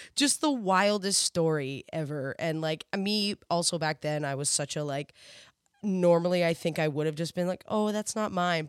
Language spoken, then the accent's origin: English; Canada; I'm Canadian.